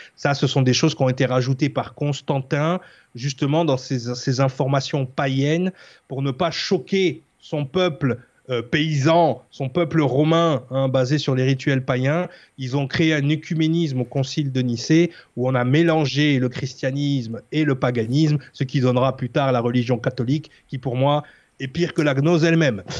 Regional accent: France; pour nous en tant que Français

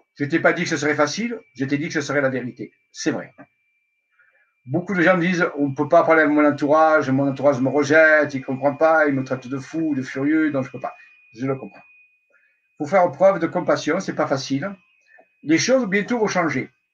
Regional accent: Marseille, Provence-Alpes-Côte d'Azur, France; je suis marseillais.

